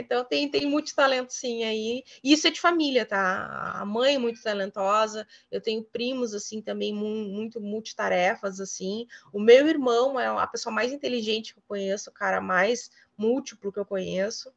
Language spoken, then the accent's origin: Portuguese; Cruz Alta, Rio Grande do Sul, Brazil; now in Guaíba, Brazil; eu sou nascida em Cruz Alta